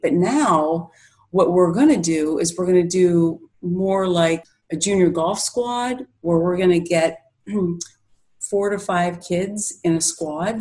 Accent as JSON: {"language": "English", "town": "Pittsburgh", "region": "Pennsylvania", "country": "United States", "moved": "as an adult", "lives_now": "Rochester, United States", "said": "I'm originally from Pittsburgh, Pennsylvania, and I moved up here about nine years ago."}